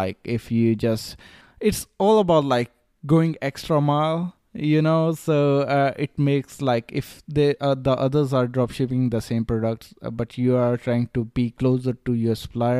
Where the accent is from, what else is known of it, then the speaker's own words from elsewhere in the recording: Melbourne, Victoria, Australia; And when I tell them, like, I'm from Melbourne, just came to meet you, then they know how serious I am.